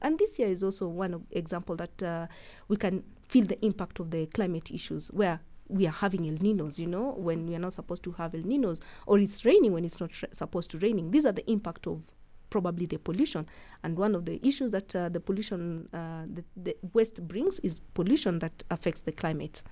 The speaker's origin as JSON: {"language": "English", "town": "Eldoret", "region": "Uasin Gishu County", "country": "Kenya", "tie": "born or raised there", "said": "I grew up in Eldoret and Paul's Bakery is like at the heart of Eldoret"}